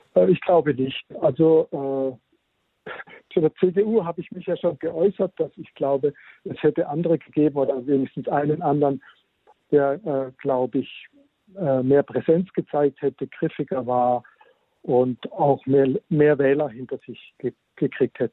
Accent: Germany; wir als Deutsche

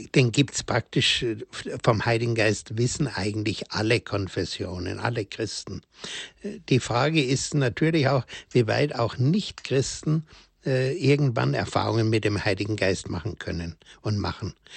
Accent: Germany; also born or lived in Königsdorf; bei uns in Deutschland

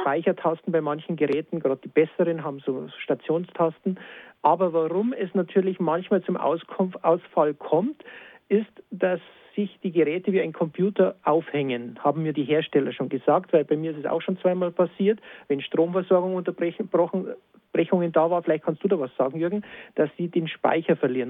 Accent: Lenggries, Bavaria, Germany; in Lenkris, meiner Heimat

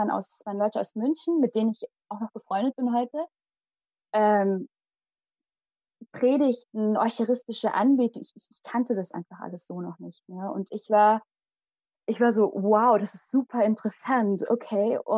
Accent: Kerala, India; first language Malayalam; German is a second language; das ist unsere, also meine Muttersprache, die Sprache in Kerala.

